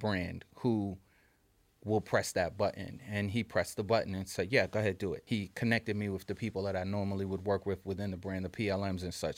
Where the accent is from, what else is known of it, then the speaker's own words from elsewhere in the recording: New York City, New York, United States; we're kids from New York City